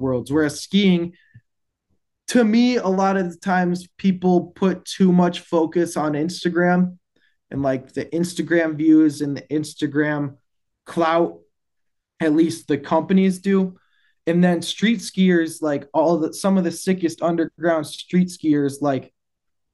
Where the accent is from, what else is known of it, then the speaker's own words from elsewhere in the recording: Wisconsin, United States; as being like a Midwest rope toe kid and growing up in Wisconsin